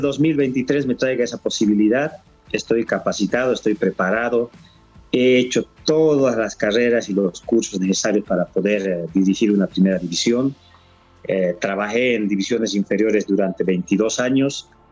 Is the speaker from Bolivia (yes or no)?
yes; Bolivia; como boliviano